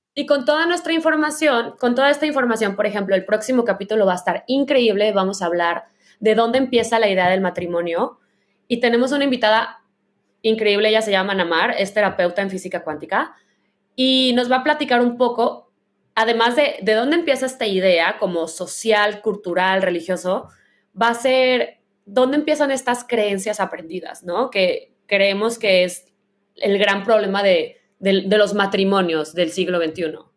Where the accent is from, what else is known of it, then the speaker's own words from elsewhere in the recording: Guadalajara, Jalisco, Mexico; now in San Francisco, United States; que soy de Guadalajara y crecí ahí, que vivo en la ciudad más liberal de, las más liberales del mundo y de Estados Unidos